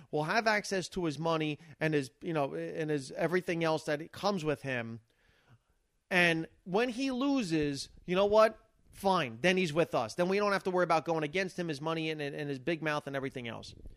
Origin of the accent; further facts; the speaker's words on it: United States; I'm an American